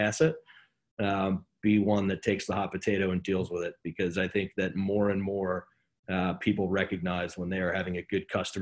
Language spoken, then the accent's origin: English; New Jersey, United States; also born or lived in Connecticut; I am from New Jersey. I still live in New Jersey. I have not ventured far.